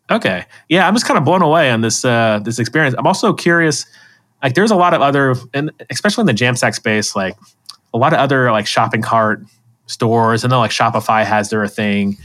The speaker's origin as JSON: {"language": "English", "region": "Florida", "country": "United States", "said": "I'm from Florida"}